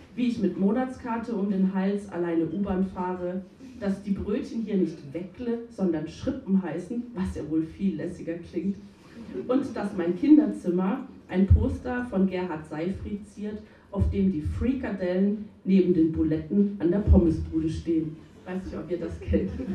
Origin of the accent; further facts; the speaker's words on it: Berlin, Germany; also born or lived in Freiburg, Germany; meine Mutter zog mit mir und ihrer neu gewonnenen Freiheit nach Berlin